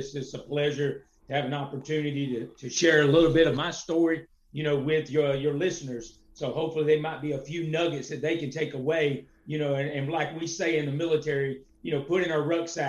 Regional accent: Clinton, South Carolina, United States; Okay, so I'm from Clinton, South Carolina. That is located in Lawrence County, just south of Greenville, near Presbyterian College.

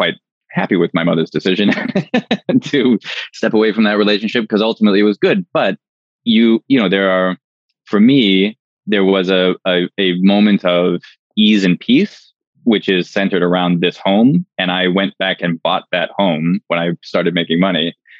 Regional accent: Canada; I'm Canadian

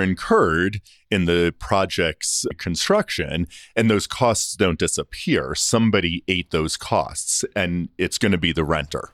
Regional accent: Long Island, New York, United States; also born or lived in Toronto; now in Denver, United States; I grew up on Long Island, so it's not the city, it's not New York

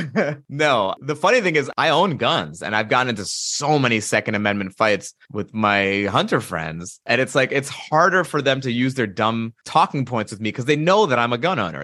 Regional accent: United States; in the eighties and nineties growing up in America

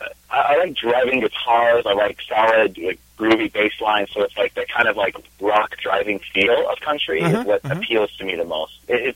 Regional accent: Spokane, Washington, United States; moved away as an adult; now in California, United States; I've been in California about 6 years now. I am originally from Washington State. I grew up in Spokane, and I kind of served the first half of my music career up there, and then did move down to California in 2011.

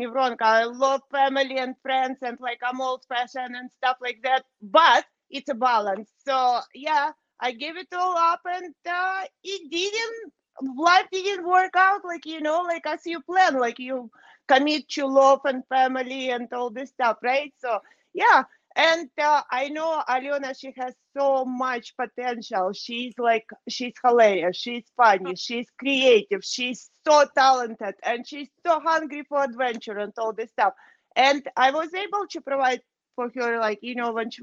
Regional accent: Moldova; now in Canada; I was born in Moldova, which is part of the Soviet Union

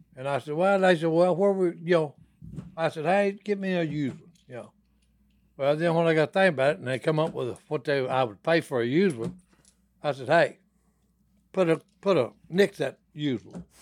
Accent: Dixie, Louisiana, United States; we had a pond where we grew up in Dixie, Louisiana.

